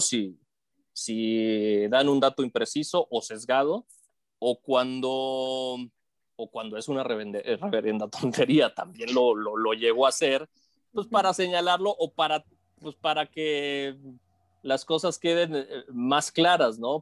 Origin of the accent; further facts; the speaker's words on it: Matamoros, Tamaulipas, Mexico; now in Mexico City, Mexico; yo soy de Matamoros, Tamaulipas y me vine a la Ciudad de México buscando desarrollarme dentro de los medios de comunicación